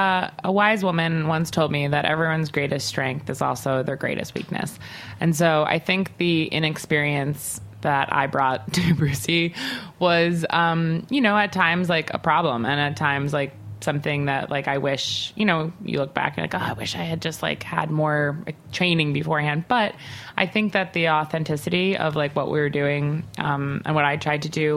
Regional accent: Long Island, New York, United States; Like, you know, I'm from Long Island, as I don't know if I mentioned it, but I'm from Long Island.

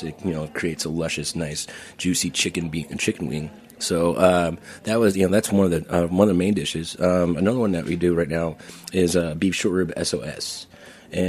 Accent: Portland, Oregon, United States; moved away as an adult; also born or lived in Idaho / Florida / Turks and Caicos Islands; now in New York, United States; I'm originally from Idaho, but I grew up in Portland, Oregon

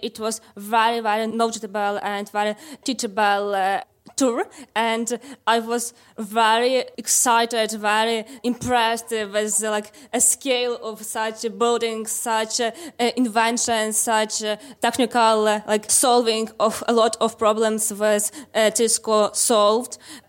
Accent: Lviv, Lviv Oblast, Ukraine; We are from Lviv in Ukraine, and you are listening to Women in Tech.

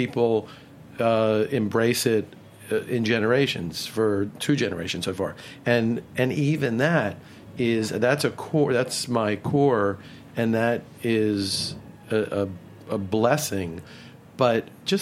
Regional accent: Baltimore, Maryland, United States; I grew up in Baltimore, and I was a sports crazy kid

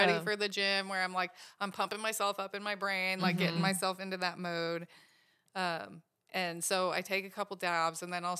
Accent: Vail, Colorado, United States; also born or lived in Washington State; In Vail, Colorado.

